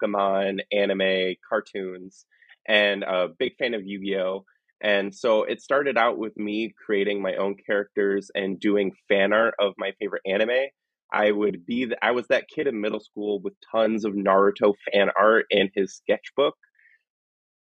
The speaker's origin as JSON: {"language": "English", "region": "Northern Michigan", "country": "United States", "tie": "born or raised there", "said": "I grew up in the Midwest, Northern Michigan, with just my mom and me."}